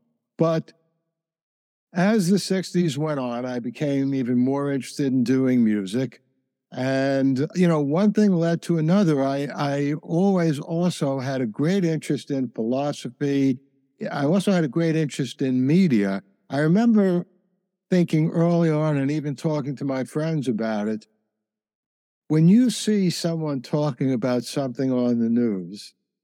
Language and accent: English; New York City, New York, United States; I grew up in the Bronx